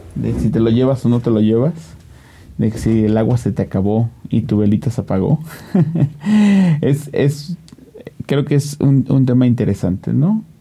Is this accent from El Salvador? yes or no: no; Mexico; Como mexicanos